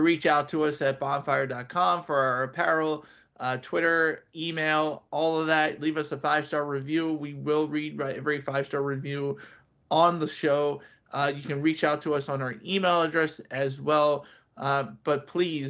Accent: Eastern Pennsylvania, United States; we're from Eastern Pennsylvania

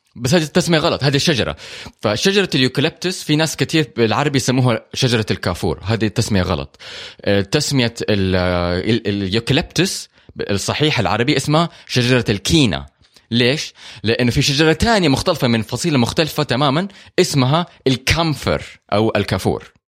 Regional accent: Hejaz, Saudi Arabia; عندنا هنا في الحجاز

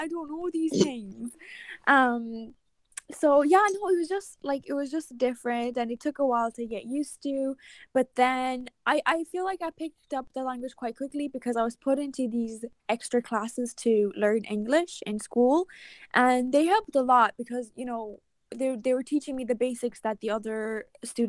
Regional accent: Ireland; English is a second language; I think that's where my accent is not, it's not as Irish as like it could get.

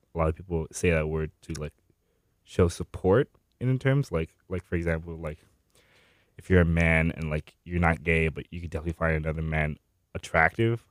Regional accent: Miami, Florida, United States; my hometown is, uh, Miami

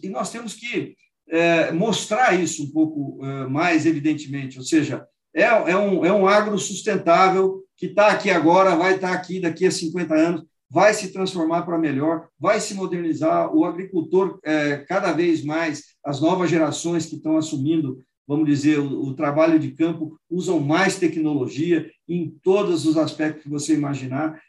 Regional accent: Penápolis, São Paulo, Brazil; also born or lived in Lins; Eu nasci em Lins, fui criado na cidade de Penápolis, no oeste de, de São Paulo

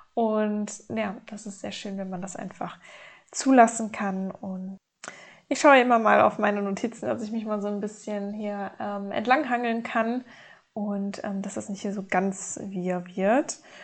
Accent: North Rhine-Westphalia, Germany; aufgewachsen in Nordrhein-Westfalen mit meiner Mutter zusammen.

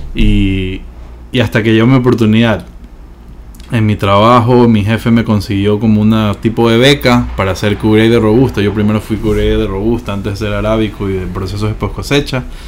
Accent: Ecuador; soy ahorita el primer certificador ecuatoriano

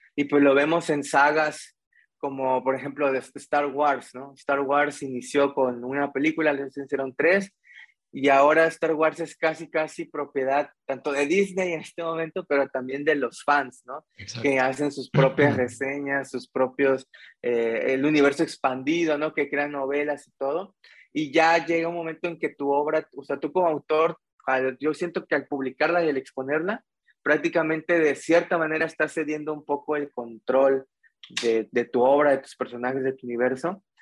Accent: Mexico; como buen estudiante mexicano

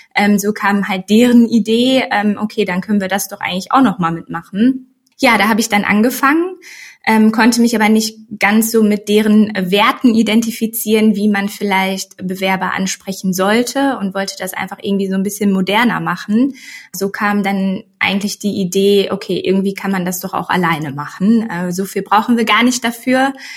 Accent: Sauerland, North Rhine-Westphalia, Germany; moved away as an adult; now in Cologne, Germany; gebürtige Sauerländerin, ähm, wohnhaft jetzt aber ja schon seit, wow, sieben Jahren oder so in Köln

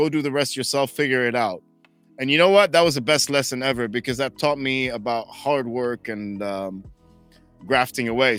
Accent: Dubai, United Arab Emirates; growing up in Dubai, there was people from all around the world who lived here

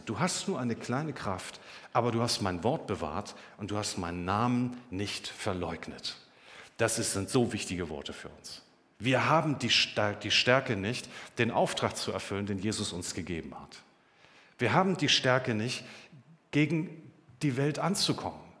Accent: Germany; Wir haben es doch erlebt als Deutsche.

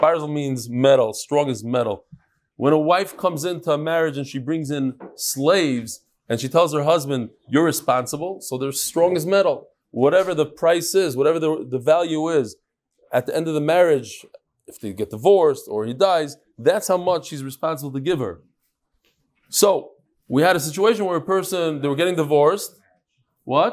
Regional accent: Lakewood, New Jersey, United States; I was born in Lakewood. It wasn't so big when I was born.

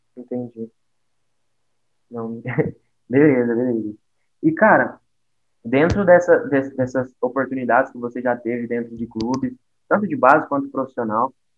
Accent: Uberlândia, Minas Gerais, Brazil; Eu sou daqui de Uberlândia.

